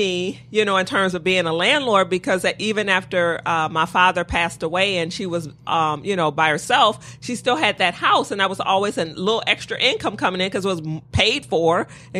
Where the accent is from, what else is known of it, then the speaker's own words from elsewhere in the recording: Detroit, Michigan, United States; I did. I've been in Detroit my whole life. Okay. Born and raised Detroit.